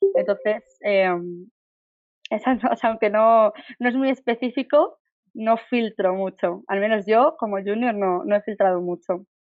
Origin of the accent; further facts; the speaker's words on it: Barcelona, Catalonia, Spain; moved away as an adult; now in Madrid, Spain; soy de Barcelona, llevo viviendo en Madrid seis años